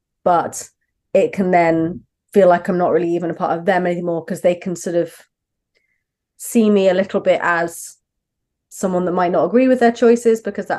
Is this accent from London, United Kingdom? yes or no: no; Brighton, South East England, United Kingdom; accent: southern; moved away as an adult; now in Manchester, United Kingdom; No, I grew up in Brighton, so right down the very far south of England. But my wife is from up north, so we moved up about 8 years ago. Mm-hmm. I've sadly lost my southern accent.